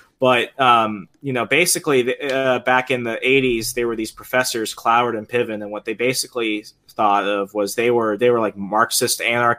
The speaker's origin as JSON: {"language": "English", "region": "Virginia", "country": "United States", "said": "But if, let's say, we were to start it like in my home state of Virginia, for example"}